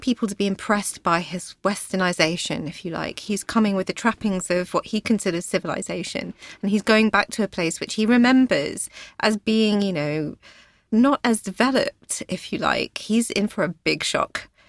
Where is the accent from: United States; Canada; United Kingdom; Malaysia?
United Kingdom; Hertfordshire, East of England; I was born in Hertfordshire, in a very small town, um, not far from London, about forty miles